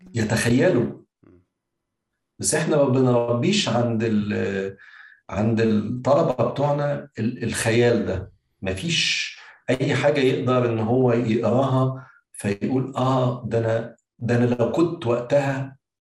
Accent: Egypt; انا كواحد كمصري

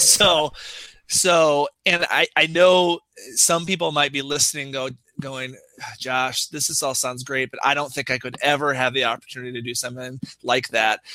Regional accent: United States

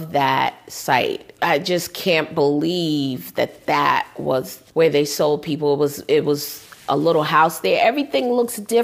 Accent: New York, United States; My parents are Southern, but I was born here in New York

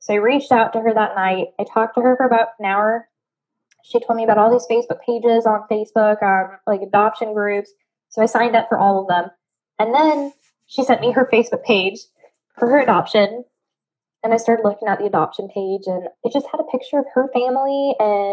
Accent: Cheyenne, Wyoming, United States; also born or lived in Kodiak, Alaska; now in New Orleans, United States; I grew up in Cheyenne, Wyoming

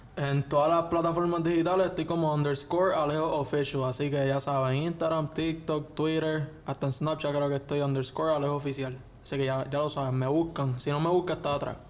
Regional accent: Puerto Rico; como todo puertorriqueño

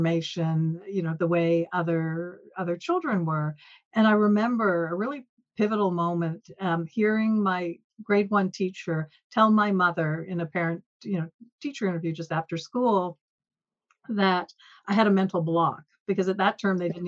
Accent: Peterborough, Ontario, Canada; also born or lived in Toronto; I was born in Toronto, but at age five moved to Peterborough, which was a smaller town

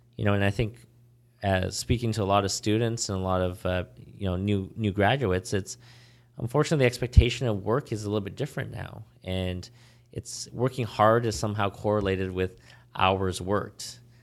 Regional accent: Vancouver, British Columbia, Canada; also born or lived in Ontario; now in Toronto, Canada; growing up in Vancouver

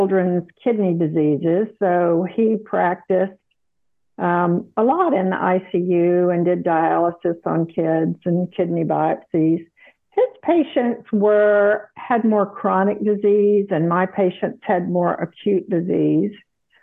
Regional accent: South Carolina, United States; moved away as an adult; also born or lived in Texas / Dallas, Texas / Houston, Texas; now in Austin, United States; I grew up in South Carolina, so I'm a Southerner by heritage

